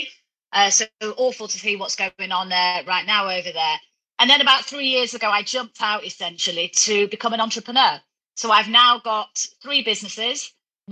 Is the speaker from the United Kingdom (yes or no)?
yes; Manchester, North West England, United Kingdom; I grew up in Manchester, you know, from a very working class family